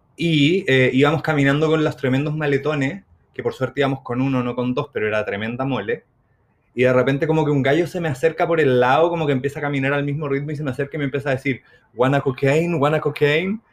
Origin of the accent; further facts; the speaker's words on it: Chile; nosotros como buenos chilenos nos sentábamos afuera porque fumábamos.